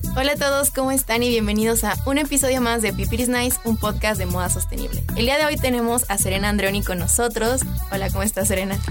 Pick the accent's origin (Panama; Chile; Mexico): Mexico; como mexicanos